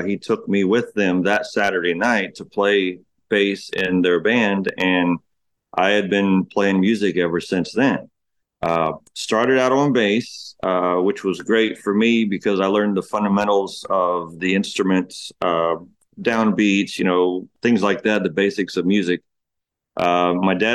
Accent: Ocala, Florida, United States; also born or lived in Cambridge, Ohio / Beaumont, Texas; We moved from Beaumont, Texas. We moved from there to Florida in 1986

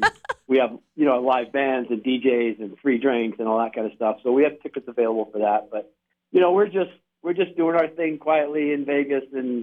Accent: Victoria, British Columbia, Canada; Western Canada, Victoria, British Columbia.

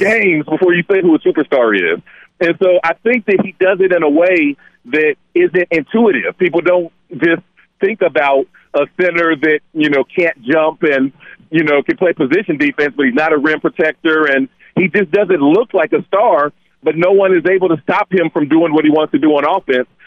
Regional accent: Dayton, Ohio, United States; I'm, I'm from from Dayton, Ohio.

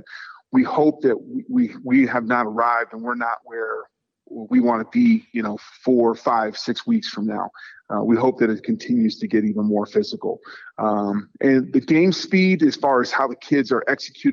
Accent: the Bay Area, California, United States; moved away as an adult; now in Nevada, United States; I grew up in the Bay Area and, you know, watching the Oakland Raiders back in the day. And now, you know, being a resident of Nevada for, you know, 30 years

